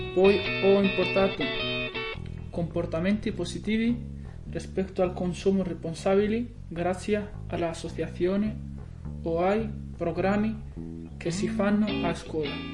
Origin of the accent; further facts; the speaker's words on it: Granada, Andalusia, Spain; Italian is a second language; moved away as an adult; now in Belluno, Italy; sono spagnolo, precisamente di Granada, che appartiene alla comunità autonoma dell'Andalusia